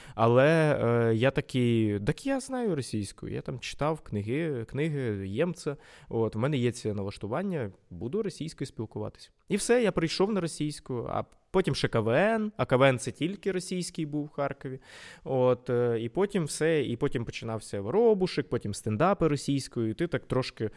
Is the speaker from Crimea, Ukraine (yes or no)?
no; Vinnytsia, Vinnytsia Oblast, Ukraine; first language Ukrainian; я якби був спочатку україномовним взагалі за за програмним налаштуванням. Ось е, у Вінницьким